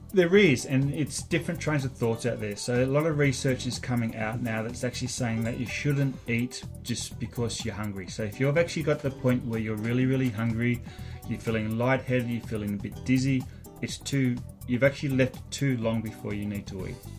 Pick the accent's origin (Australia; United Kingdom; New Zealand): Australia; moved away as an adult; now in Canada; I grew up watching triathlon in Australia